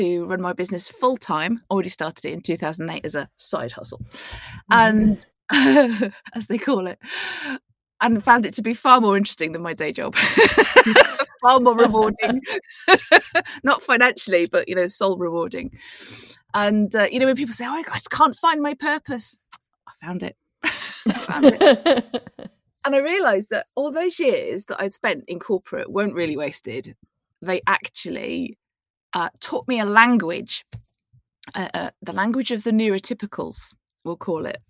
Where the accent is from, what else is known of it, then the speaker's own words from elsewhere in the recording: Plymouth, South West England, United Kingdom; I was born in 1973 in Plymouth.